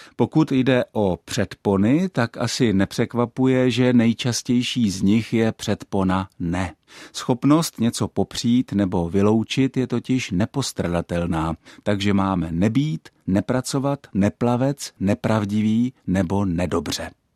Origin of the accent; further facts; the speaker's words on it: Czechia; first language Czech; náš mateřský jazyk